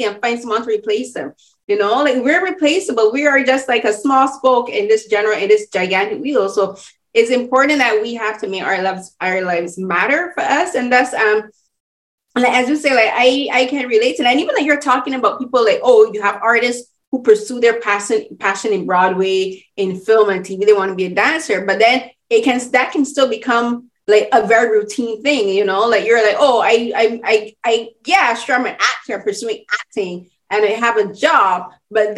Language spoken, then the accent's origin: English; Barbados; I'm from, as I said, I'm from Barbados